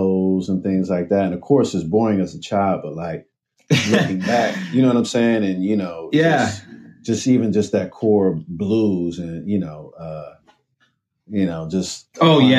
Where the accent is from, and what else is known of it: Cleveland, Ohio, United States; moved away as an adult; now in Brooklyn, United States